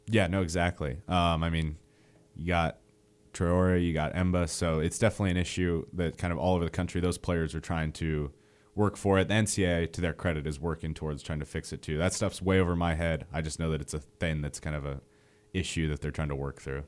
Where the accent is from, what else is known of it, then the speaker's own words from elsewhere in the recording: Montana, United States; moved away as an adult; now in Alabama, United States; I'm originally from Montana, so that's kind of a trek back home